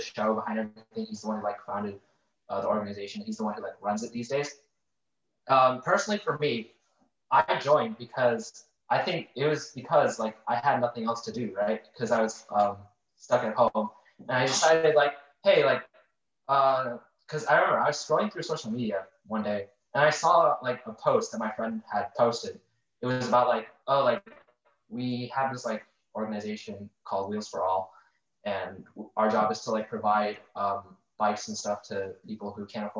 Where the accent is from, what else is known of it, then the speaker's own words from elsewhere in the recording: Naperville, Illinois, United States; I'm from there